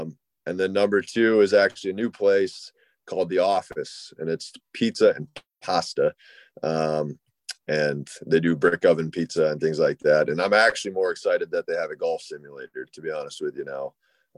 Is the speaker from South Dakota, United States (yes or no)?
yes; Mitchell, South Dakota, United States; Mitchell. So we're double A, and they're smaller class. So home of the world's only corn palace.